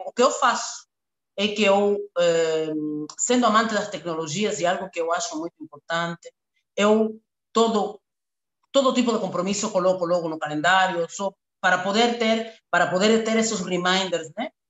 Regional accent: Cuba; Portuguese is a second language; moved away as an adult; also born or lived in Angola; now in Luanda, Angola; nasci e me criei em Cuba

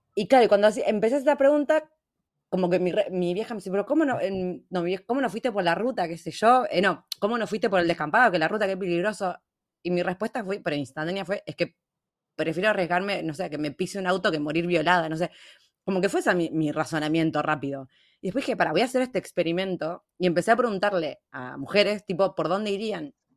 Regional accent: Junín, Buenos Aires Province, Argentina; acá en Junín, de donde soy yo

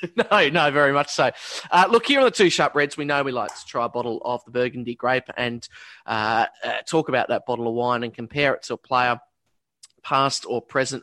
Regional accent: Australia

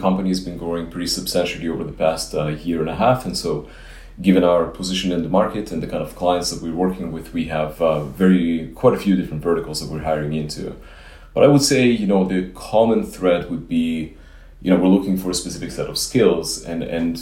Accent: Israel; also born or lived in Ukraine; now in United States; I grew up in Israel

